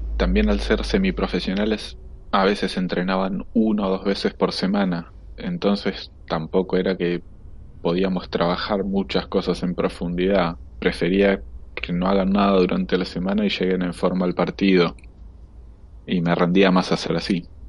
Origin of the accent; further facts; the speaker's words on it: Punta Alta, Buenos Aires Province, Argentina; yo soy de Punta Alta